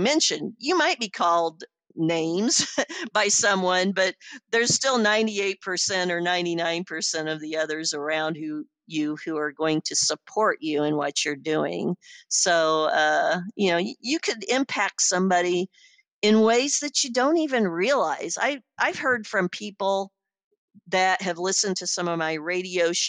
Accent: Iowa, United States; I'm a woman from Podunk, Iowa

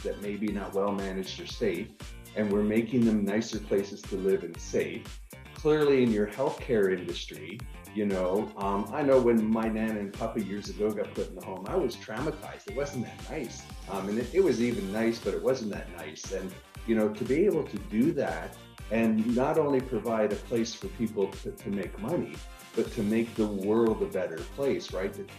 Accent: Niagara Falls, Ontario, Canada; now in Austin, United States; I live in Austin, Texas right now. I'm originally from Niagara Falls, Canada.

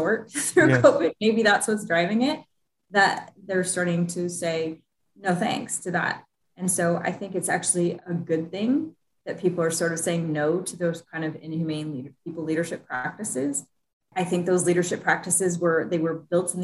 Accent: Midwest, United States; I'm a Midwesterner, you know, I'm very Midwestern

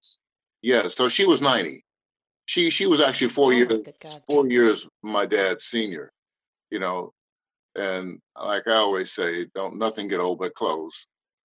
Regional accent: Oakland, California, United States; born there; I'm actually born right here in the Bay Area, Oakland, California.

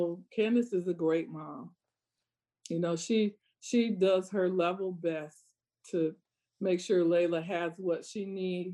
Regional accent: Iowa, United States; I grew up in Iowa

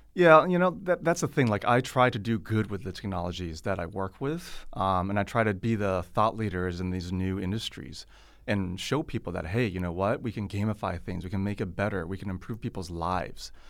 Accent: Silicon Valley, California, United States; now in China; I come from Silicon Valley

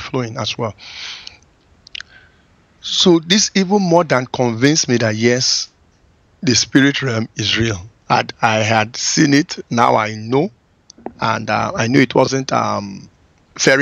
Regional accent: Benin City, Edo, Nigeria; moved away as an adult; also born or lived in Lagos, Nigeria / Brooklyn, United States; I go to my hometown, which is like 200 miles from Lagos, a place called Benin City

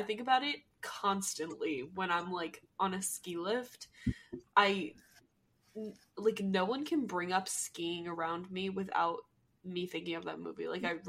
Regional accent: New Jersey, United States; accent: Jersey; moved away; To my home state. We're back in Jersey.

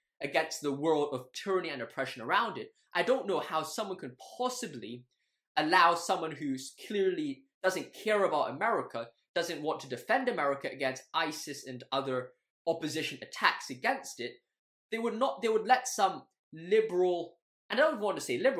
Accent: Hong Kong; I grew up in Hong Kong all my life

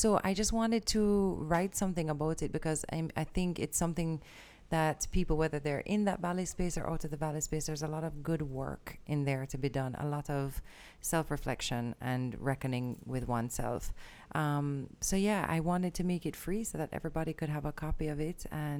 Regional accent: Jamaica; I'm just Jamaican.

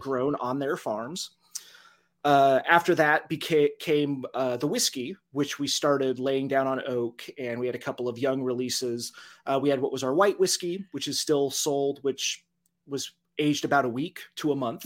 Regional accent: Dodge City, Kansas, United States; moved back to my hometown of Dodge City

